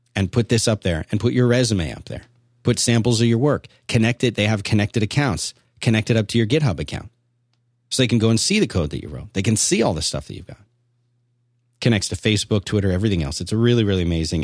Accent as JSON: {"language": "English", "town": "Philadelphia", "region": "Pennsylvania", "country": "United States", "tie": "born or raised there", "said": "I grew up in Philadelphia"}